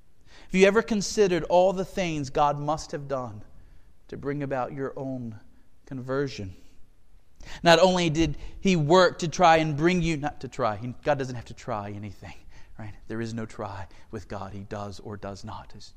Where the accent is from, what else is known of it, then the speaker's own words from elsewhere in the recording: Galatia, North Carolina, United States; I grew up in Galatia, North Carolina, middle of nowhere, population 33 at the time.